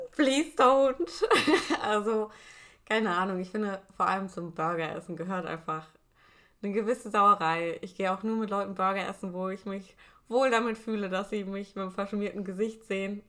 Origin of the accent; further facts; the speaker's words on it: Germany; accent: German; Ich schäme mich nicht mehr für meinen deutschen Akzent